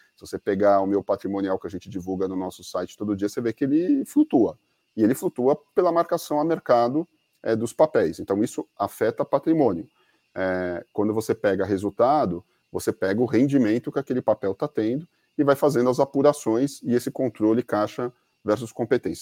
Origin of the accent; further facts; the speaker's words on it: Brazil; a gente é brasileiro